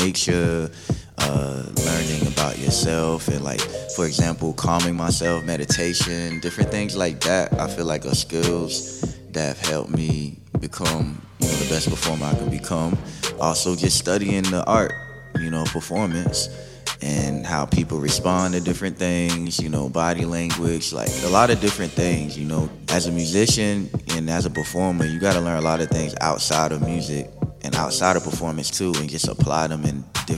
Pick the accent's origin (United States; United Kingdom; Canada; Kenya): United States; South Carolina; moved away as an adult; now in Humboldt County, United States; I'm originally from Utahville, South Carolina, born and raised